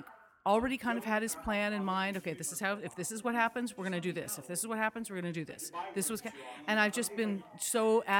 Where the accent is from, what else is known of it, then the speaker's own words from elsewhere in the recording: Malibu, California, United States; I'm a Southern California native